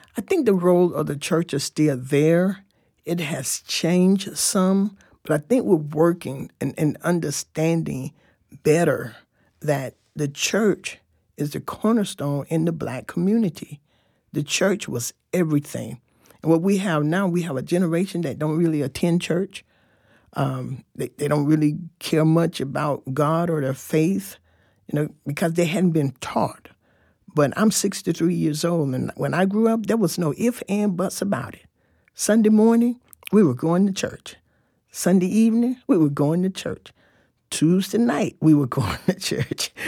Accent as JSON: {"language": "English", "town": "Fort Lauderdale", "region": "Florida", "country": "United States", "tie": "born or raised there", "also_born_or_lived": "Tampa, Florida", "moved": "as an adult", "lives_now": "Tallahassee, United States", "said": "I grew up in Fort Lauderdale, Florida. Um, and until I was eighteen, then I came to Tallahassee"}